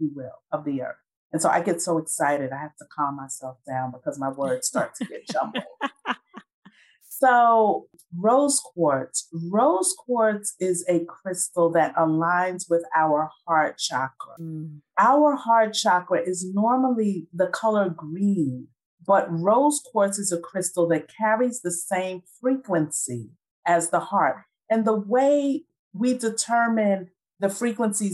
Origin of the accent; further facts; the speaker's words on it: New York City, New York, United States; moved away as an adult; now in Atlanta, United States; 1992, I relocated from Brooklyn, New York, where I was born and raised, to Atlanta, Georgia